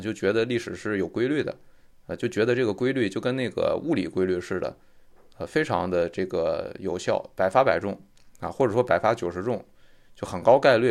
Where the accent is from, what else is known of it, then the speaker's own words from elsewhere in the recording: China; 我们中国人